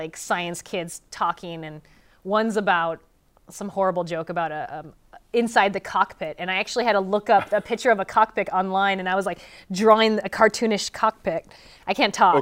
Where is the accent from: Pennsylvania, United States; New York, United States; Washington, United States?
Washington, United States; Lynden; I grew up in Linden, north of here. It's a very small town